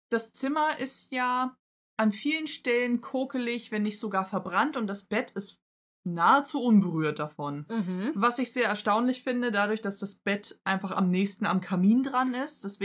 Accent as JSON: {"language": "German", "country": "United Kingdom", "said": "Aber ich bin Brite"}